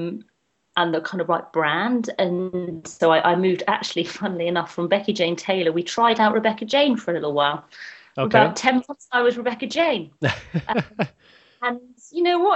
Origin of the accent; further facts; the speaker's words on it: London, United Kingdom; London's like my hometown